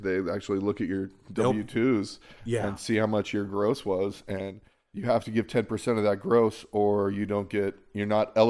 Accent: California, United States; also born or lived in Provo, Utah; I was born in Provo, Utah. My parents had already moved back to California.

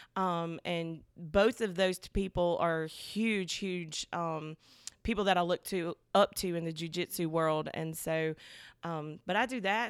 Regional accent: Selma, Alabama, United States; I was born and raised in Soma, like, Soma bred, girl. I'm talking went to Dallas County, did all the things that you do when you live in Soma

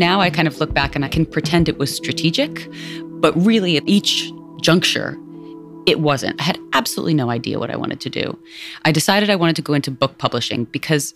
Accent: New York, United States; also born or lived in India / Massachusetts; I was raised in the Lower East Side and the East Village

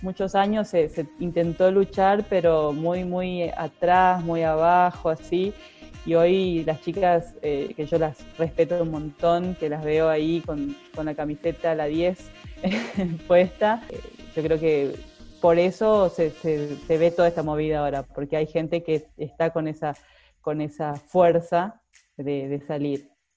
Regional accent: Argentina; soy muy argentina.

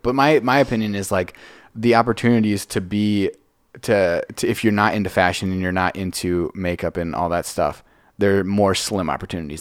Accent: Franklin, Wisconsin, United States; I grew up in Franklin, which is like twenty minutes south of here

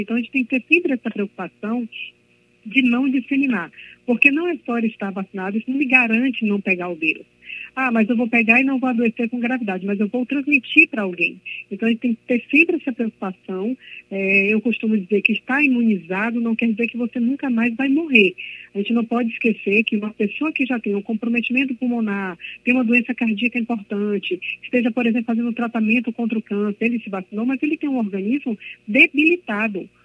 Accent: Belém, Pará, Brazil; now in Bahia, Brazil; eu sou de Belém do Pará, mas eu vivo na Bahia há mais de 30 anos

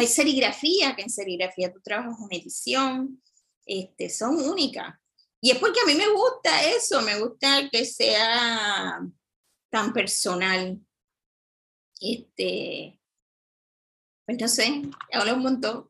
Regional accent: San Juan, Puerto Rico; yo me crié en Cupey

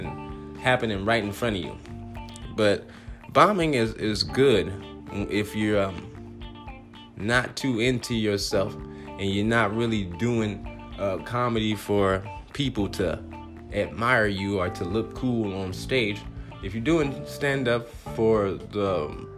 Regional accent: Compton, California, United States; moved away as an adult; now in Phoenix, United States; I'm from Compton

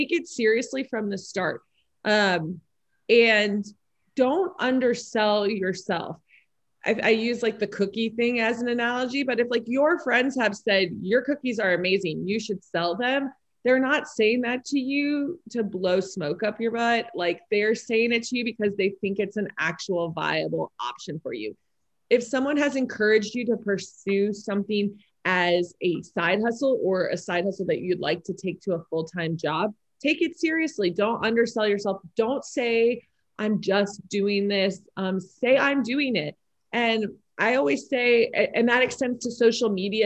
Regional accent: Miami, Florida, United States; now in Louisville, United States; I grew up in Miami, Florida too. And then I moved to Louisville

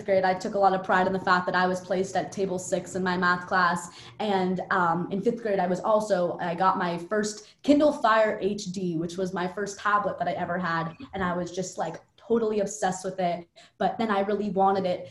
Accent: New York City, New York, United States; I grew up in Park Slope, Brooklyn. I still live in Park Slope, Brooklyn

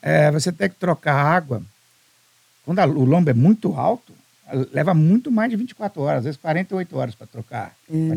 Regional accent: Alegre, Espírito Santo, Brazil; sou do Principado do Alegre, do interior

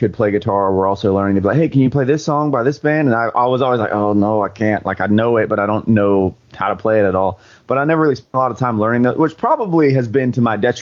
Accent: Quitman, Georgia, United States; also born or lived in Valdosta, Georgia; I think I was born in Valdosta, which is right next to Quitman. I've lived here all my life

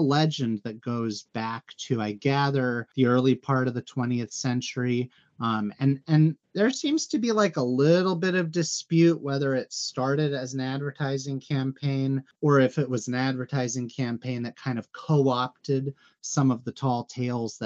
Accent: United States; I'm an American

